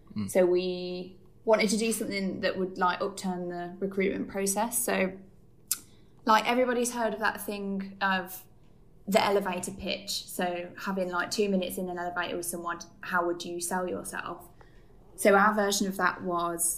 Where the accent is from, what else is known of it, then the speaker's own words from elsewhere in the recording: Birmingham, West Midlands, United Kingdom; now in Leicester, United Kingdom; I'm from Birmingham, currently living in Leicester.